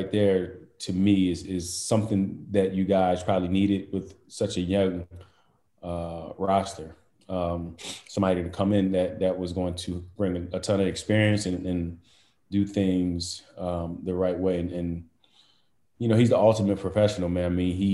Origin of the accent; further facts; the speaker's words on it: Chester, Pennsylvania, United States; me growing up in Chester